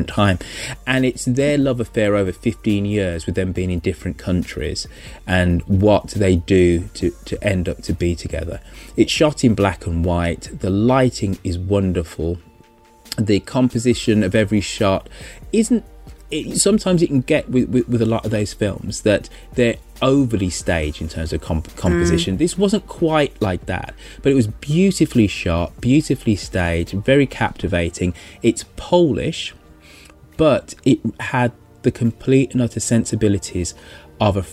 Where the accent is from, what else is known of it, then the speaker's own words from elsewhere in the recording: Birmingham, West Midlands, United Kingdom; As somebody who's from Birmingham, you know, so the Midlands